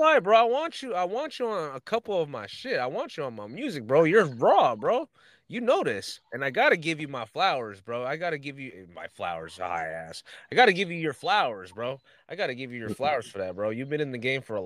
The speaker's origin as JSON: {"language": "English", "town": "Pittsburg", "region": "California", "country": "United States", "said": "I'm from the Bay. I'm from the East Bay, Pittsburgh, California"}